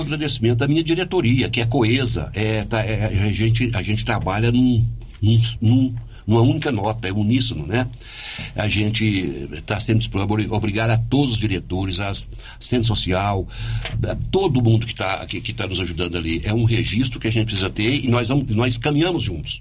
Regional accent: Silvânia, Goiás, Brazil; moved away; Silvana, que é a minha cidade natal, é a cidade que eu amo, que eu escolhi para viver

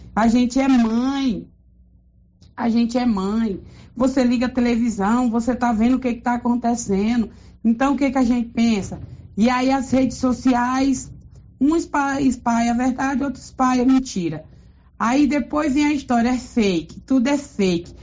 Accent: Silvânia, Goiás, Brazil; sou daqui de Silvânia.

